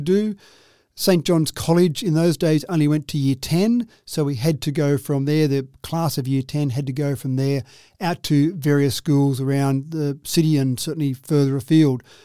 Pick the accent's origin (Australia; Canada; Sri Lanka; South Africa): Australia; Dubbo, New South Wales; I grew up in Dubbo.